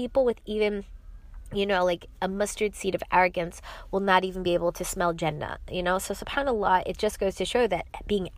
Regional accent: New York City, New York, United States; I am from New York City

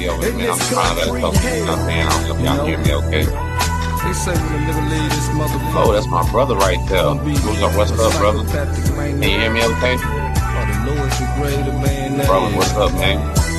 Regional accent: Texas, United States; I'm 40 years young, and I was born and raised in Galveston County, Texas.

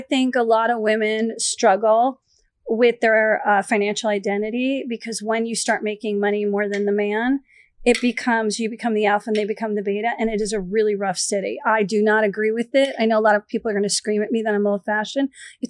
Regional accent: East Coast, United States; But I'm from the East Coast.

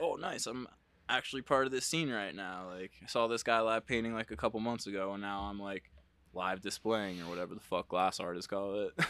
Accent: New Jersey, United States; moved away as an adult; also born or lived in Massachusetts; I'm from Jersey

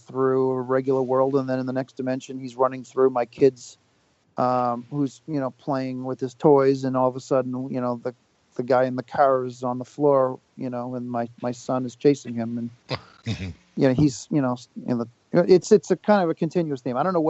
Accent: Whitman, Massachusetts, United States; now in Hanson, United States; being a guy from the South Shore. I grew up in Whitman and live in Hanson

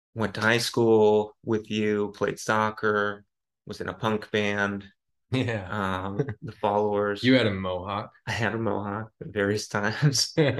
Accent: Lafayette, Colorado, United States; now in San Francisco, United States; I grew up in Lafayette, Colorado, beautiful Lafayette, Colorado

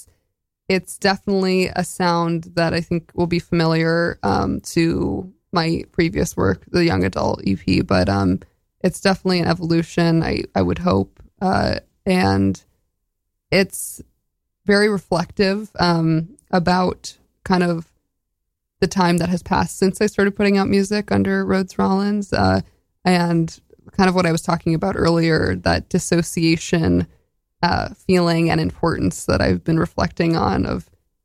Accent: Boulder, Colorado, United States; I grew up in Boulder

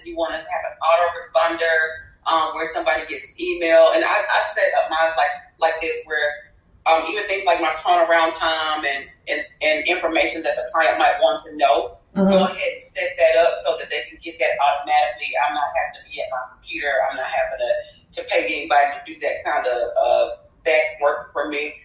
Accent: Greenville, Alabama, United States; I grew up in Greenville, Alabama

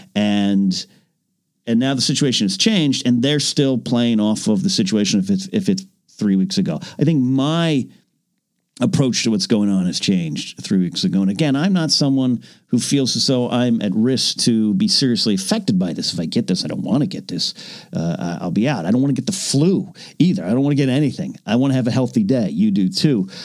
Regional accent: San Luis Obispo County, California, United States; my hometown just kind of went on the same kind of partial kind of not lockdown, but clamp down is I think the correct way to say it. San Luis Obispo County

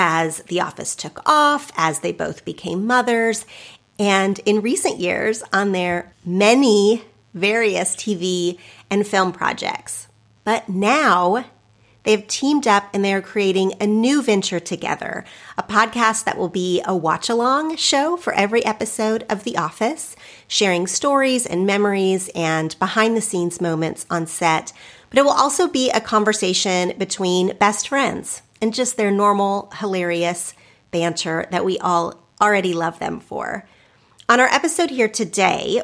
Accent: Oklahoma, United States; where I grew up in Oklahoma

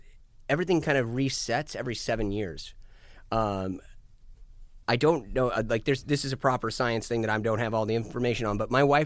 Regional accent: United States; I'm an American. My accent's going to be natural.

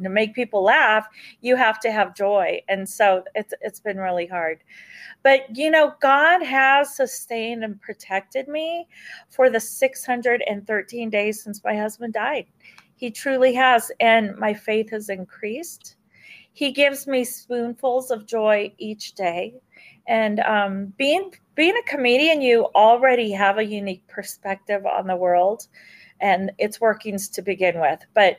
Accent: California, United States; also born or lived in South Carolina / Germany; My dad was in the Air Force, and I was born in South Carolina, and we moved to Germany for a while, and then we landed in Southern California. And I grew up in the hood.

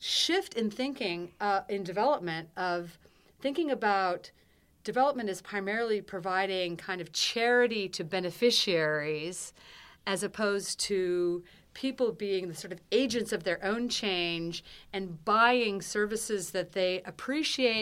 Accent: Seattle, Washington, United States; I grew up in Seattle, Washington.

